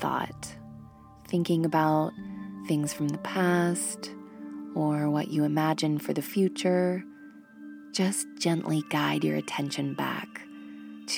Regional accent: Monterey, California, United States; my hometown of Monterey, California

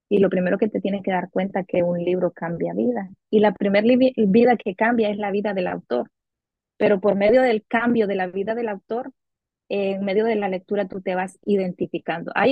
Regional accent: Nicaragua; now in Miami, United States; soy nicaragüense. Actualmente resido en Miami, Florida.

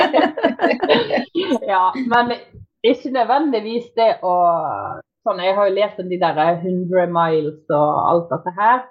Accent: Bergen, Vestland, Norway; accent: Bergen; moved away; bergenser. Født og oppvokst i Bergen, men eh, egentlig bodd litt eh, overalt.

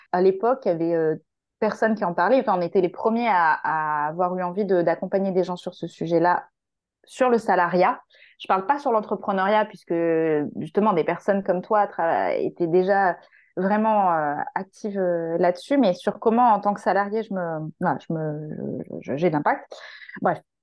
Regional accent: Marseille, Provence-Alpes-Côte d'Azur, France; moved away as an adult; also born or lived in Paris region; moi je suis marseillaise à la base, j'étais partie faire mes études en région parisienne

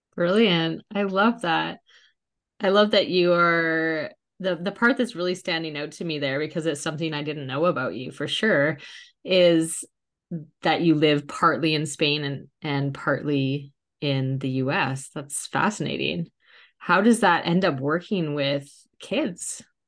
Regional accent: Canada; moved away; also born or lived in England; my whole adult life and my children's whole life at that point had been in England, even though we're Canadian

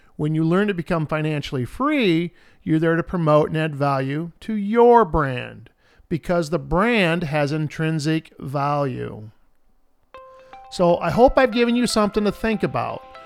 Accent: Independence, Iowa, United States; My hometown of Independence, Iowa

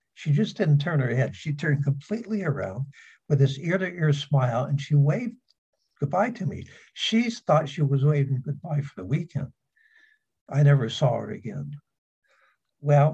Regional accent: San Diego, California, United States; I was raised in San Diego.

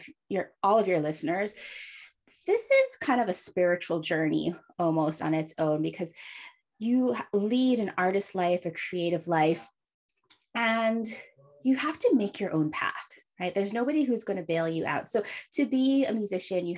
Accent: Hawaii, United States; now in San Francisco, United States; I was born and raised in Hawaii, but now live in San Francisco

